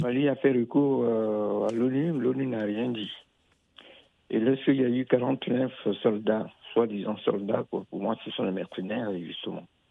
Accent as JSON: {"language": "French", "country": "Côte d’Ivoire", "said": "Moi, je suis ivoirien"}